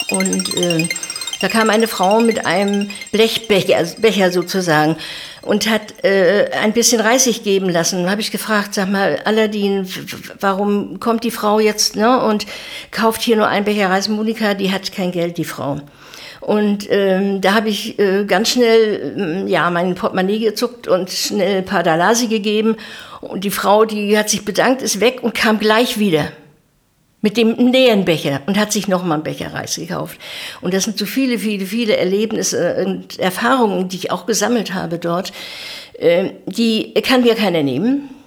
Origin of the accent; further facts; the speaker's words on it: East Germany, Germany; du weißt, ich bin ein Kind der DDR, worauf ich eigentlich auch sehr stolz bin.